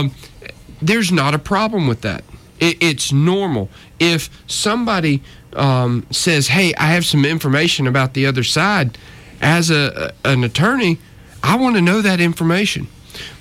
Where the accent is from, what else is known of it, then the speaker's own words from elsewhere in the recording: North Georgia, United States; I grew up in North Georgia, up in the mountains